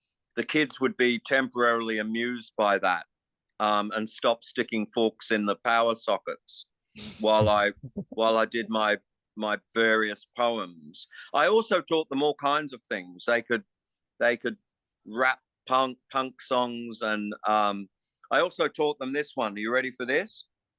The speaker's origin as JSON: {"language": "English", "region": "England", "country": "United Kingdom", "said": "note that I'm an Englishman"}